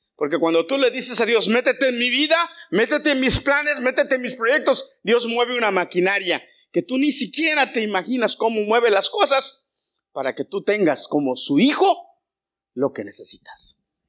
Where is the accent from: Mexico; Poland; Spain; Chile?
Mexico; yo soy muy mexicano a la antigua